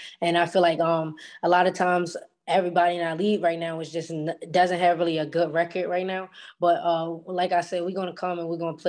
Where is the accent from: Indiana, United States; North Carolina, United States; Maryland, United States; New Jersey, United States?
Maryland, United States; Baltimore; moved away as an adult; now in Fairfield, United States; Growing up in Baltimore